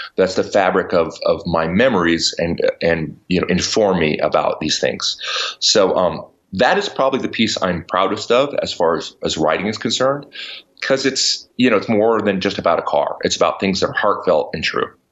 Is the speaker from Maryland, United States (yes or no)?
no; New Mexico, United States; moved away; also born or lived in New York City; I grew up in New Mexico on a ranch